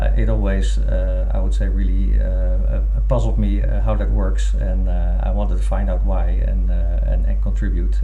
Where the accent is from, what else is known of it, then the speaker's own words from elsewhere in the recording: Netherlands; I've been born and raised in the Netherlands as well